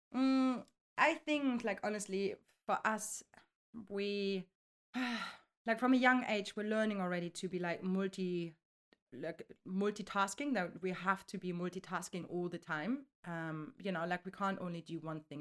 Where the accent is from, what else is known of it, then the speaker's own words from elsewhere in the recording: Germany; now in London, United Kingdom; originally I'm coming from Germany. I'm thirty-five years now. I'm living in London